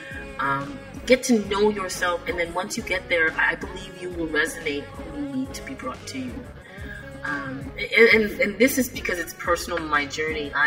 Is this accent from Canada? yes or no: yes; Canada; I live in Canada and, people say, aren't you used to the cold weather? I'm like, no, man, it's my Jamaican blood will not let me get used to this cold weather. I need to go home. And yet I was born in Canada